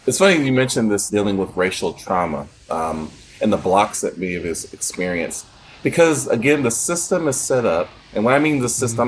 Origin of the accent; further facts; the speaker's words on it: United States; we as an American uh, community culture